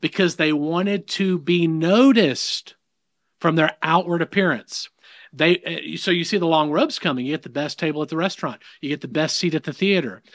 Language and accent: English; the South, United States; accent: southern; in the South, if you can't pick that up in my accent, I, I don't think I've got much of an accent